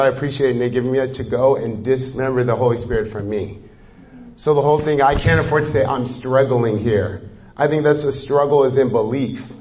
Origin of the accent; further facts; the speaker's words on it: Nigeria; moved away; I'm Nigerian